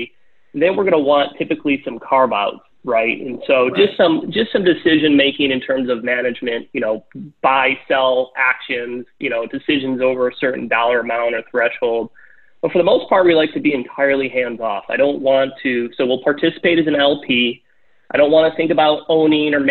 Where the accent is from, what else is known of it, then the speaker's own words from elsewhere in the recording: Michigan, United States; we're from Michigan